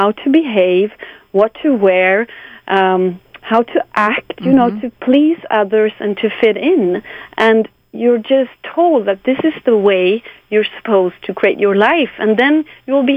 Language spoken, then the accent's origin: English; Sweden; English is a second language; I'm from Sweden, so my Swedish is not perfect